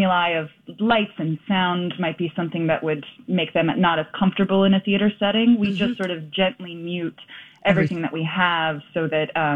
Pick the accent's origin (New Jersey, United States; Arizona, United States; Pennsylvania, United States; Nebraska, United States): Pennsylvania, United States; Philadelphia; moved away as an adult; now in New York, United States; I'm from Philadelphia originally